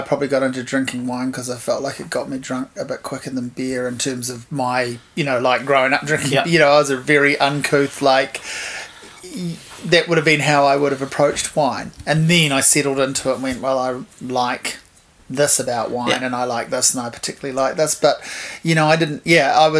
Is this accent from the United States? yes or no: no; Hawke's Bay, New Zealand; moved away; also born or lived in Wellington, New Zealand; I grew up in Hawke's Bay. I guess I was really there from 1980 until 1995